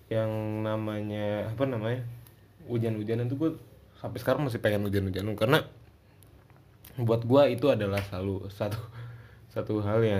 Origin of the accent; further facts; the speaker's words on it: Bogor, West Java, Indonesia; gue kan dari Bogor ya Bogor tuh dibilang kota hujan tapi sebenarnya sebenarnya bukan Bogor kota hujan yang benar tuh Cisarua kota hujan